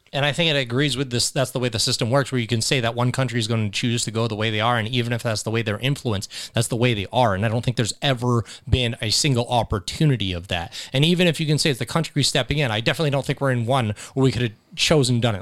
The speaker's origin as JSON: {"language": "English", "country": "United States", "said": "I was from America"}